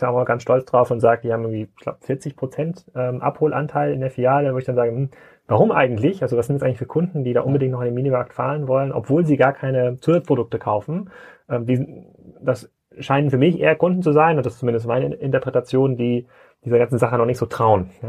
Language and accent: German; Kiel, Schleswig-Holstein, Germany; und die meisten Hörer wissen, ja, ich komme ja aus Kiel